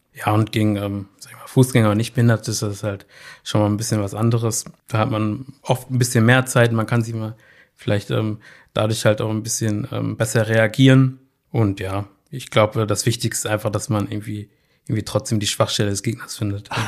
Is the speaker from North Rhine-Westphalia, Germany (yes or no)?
yes; Bochum, North Rhine-Westphalia, Germany; zu meinen Schulzeiten, ich komme ja aus Leer, da fuhr ja immer die 310